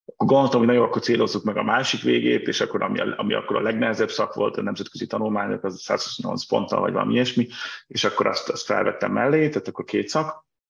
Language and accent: Hungarian; Budapest, Hungary; moved away as an adult; also born or lived in Brussels; Budapestről, tehát 83-ban születtem Budapesten, és mind a két fel a családnak budapesti, ami nekem aztán tényleg teljesen budapesti vétesz, tehát ahogy kérdezik, és szoktam mondani born and raised